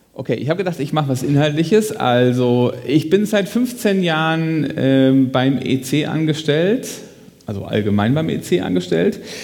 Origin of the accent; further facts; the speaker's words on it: Hessisch Lichtenau, Hesse, Germany; Ich komme äh, aus Hessisch-Lichtenau